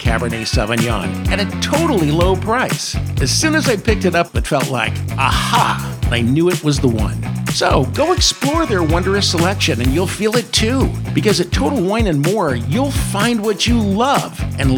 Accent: Paso Robles, California, United States; I am from the Paso Robles region

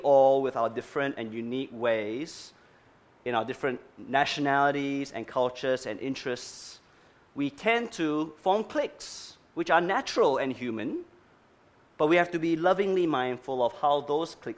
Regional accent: Singapore; now in Australia; I'm legitimately now just Australian. But I was once Singaporean

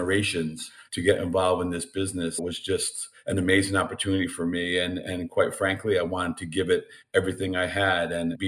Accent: Danbury, Connecticut, United States; growing up in Danbury, Connecticut, as I did my entire life

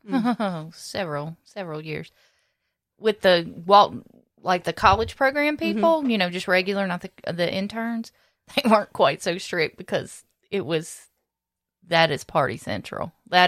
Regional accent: Southern United States, United States; accent: southern; And then there was me with a southern accent, and they're like, something ain't right here.

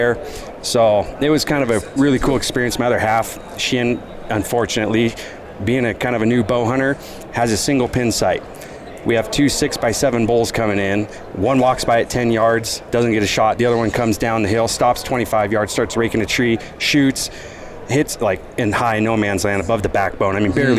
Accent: Washington, United States; I'm from Washington. Like, I know rain.

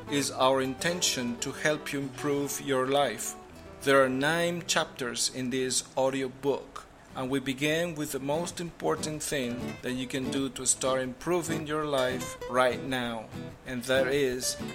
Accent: Venezuela; from Venezuela and for several yea

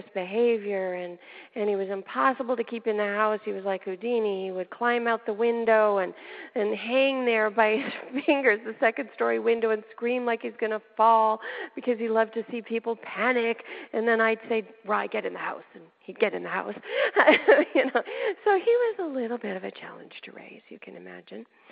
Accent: Canada; moved away as an adult; now in United States; way back, before I came into the States, I lived in Canada. I'm a Canadian by birth

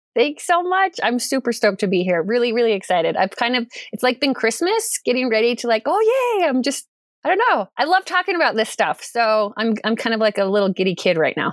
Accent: Durango, Colorado, United States; moved away as an adult; also born or lived in Idaho; I was born and raised in Durango, Colorado.

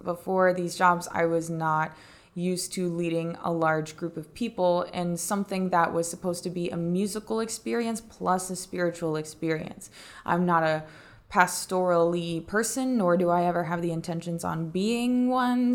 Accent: North Carolina, United States; moved away; I'm from North Carolina

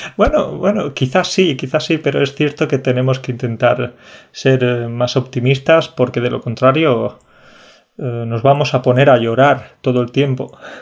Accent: Jaén, Andalusia, Spain; yo soy de la provincia menos conocida de todas, que es Jaén

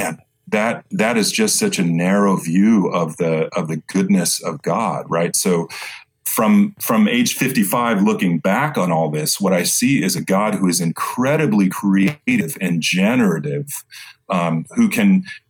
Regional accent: Boston, Massachusetts, United States; I grew up in Boston

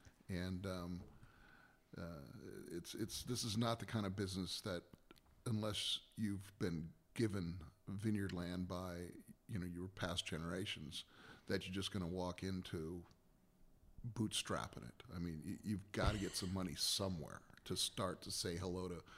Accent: Iowa, United States; No, I grew up in Western Iowa. And that is about as far away from the wine business as you can get.

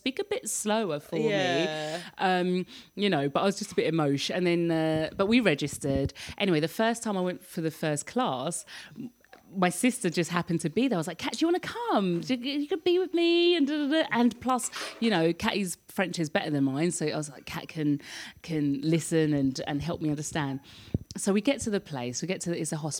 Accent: London, United Kingdom; now in France; my home country of the UK

